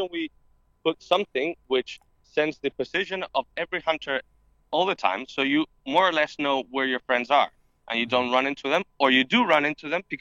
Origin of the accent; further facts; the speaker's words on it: Spain; I come from Spain